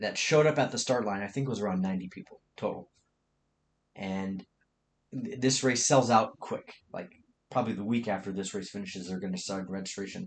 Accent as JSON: {"language": "English", "region": "Tennessee", "country": "United States", "said": "I'm from Tennessee"}